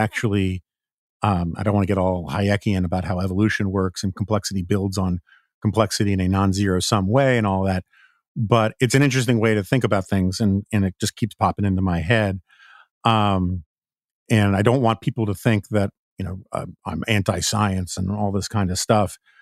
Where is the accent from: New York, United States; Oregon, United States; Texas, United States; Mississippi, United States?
New York, United States; New York City; now in Washington, D.C., United States; as a New Yorker